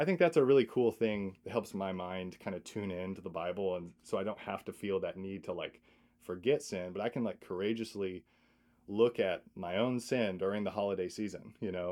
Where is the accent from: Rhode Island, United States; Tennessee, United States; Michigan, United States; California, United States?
Michigan, United States; I'm from Michigan